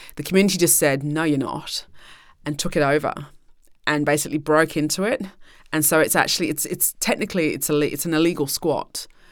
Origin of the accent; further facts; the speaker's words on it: United Kingdom; as the British people and as British taxpayers